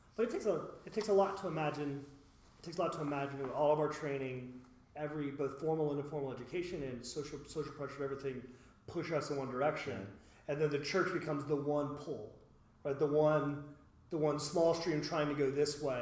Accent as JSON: {"language": "English", "town": "West Chester", "region": "Ohio", "country": "United States", "tie": "born or raised there", "said": "I grew up in Westchester"}